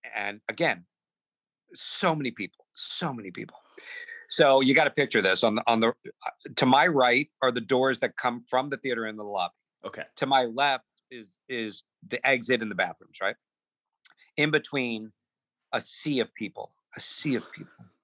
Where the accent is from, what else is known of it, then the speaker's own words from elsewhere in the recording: New Jersey, United States; Growing up in Jersey as like one of the the the, the couple of Jewish uh, kids in my class